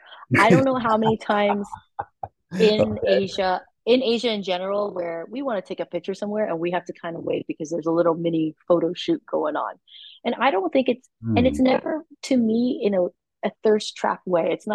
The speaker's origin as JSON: {"language": "English", "country": "United States", "tie": "born or raised there", "moved": "as an adult", "lives_now": "Taiwan", "said": "I was born in America. I grew up with like a more Western beauty standard."}